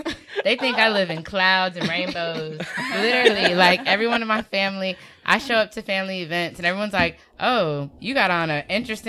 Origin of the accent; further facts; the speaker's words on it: North Carolina, United States; African-American. From North Carolina.